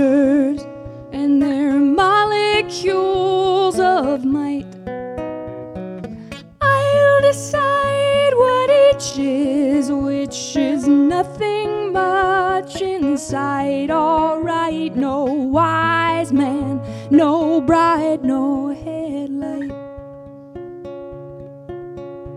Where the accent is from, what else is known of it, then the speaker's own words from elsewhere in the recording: Boston, Massachusetts, United States; I'm from Boston, Massachusetts